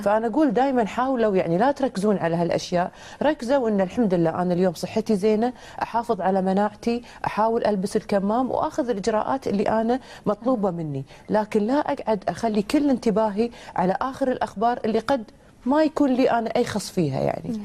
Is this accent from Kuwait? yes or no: yes; Kuwait; بلدنا الكويت